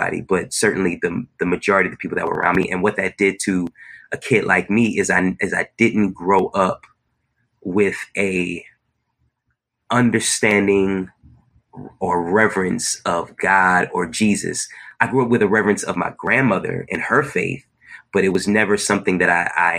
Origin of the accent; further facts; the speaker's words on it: Newark, New Jersey, United States; moved away as an adult; also born or lived in Long Island, New York; now in Brooklyn, United States; I was born in Brooklyn, stayed here for the first 5 years of my life, 6 years. Then my family moved to New Jersey, to the East Orange, Newark, Irvington area